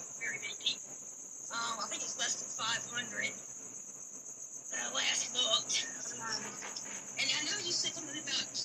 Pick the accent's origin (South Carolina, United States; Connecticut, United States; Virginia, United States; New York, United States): Virginia, United States; I'm from Virginia